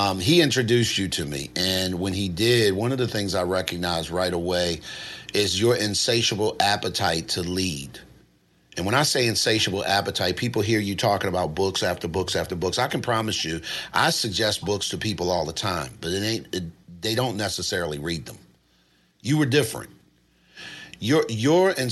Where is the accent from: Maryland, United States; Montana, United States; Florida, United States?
Maryland, United States; Baltimore; I'm from Baltimore.